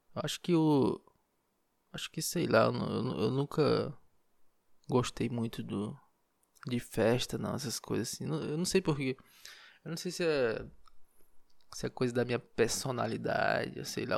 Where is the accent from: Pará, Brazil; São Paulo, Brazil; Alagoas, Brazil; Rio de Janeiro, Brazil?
Pará, Brazil; Marabá; now in Belém, Brazil; Marabá, lá onde eu nasci, interior